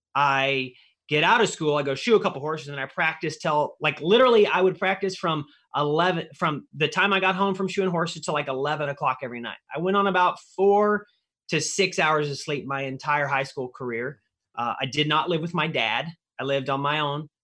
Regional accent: Missouri, United States; where I grew up in Missouri

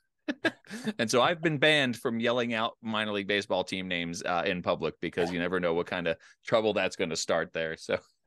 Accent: East Coast, United States; I grew up in the East Coast, a lot of lakes.

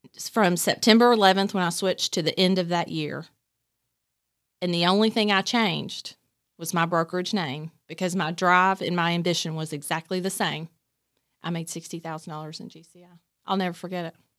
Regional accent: Nicholasville, Kentucky, United States; born or raised there; also born or lived in Somerset, Kentucky / Whitley County, Kentucky

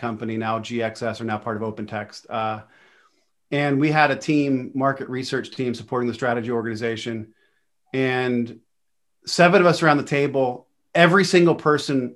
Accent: Pennsylvania, United States; I'm really from Pennsylvania

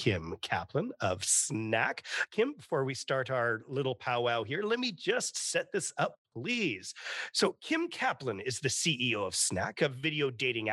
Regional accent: Canada; as a Canadian

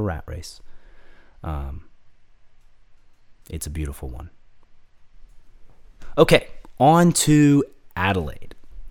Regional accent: Georgia, United States; I was raised in Georgia

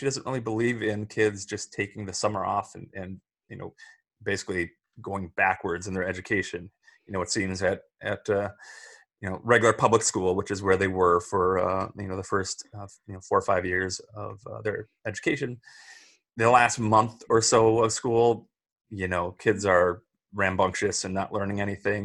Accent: St. Peter, Minnesota, United States; I grew up in St. Peter, Minnesota, just down the road from Mankato

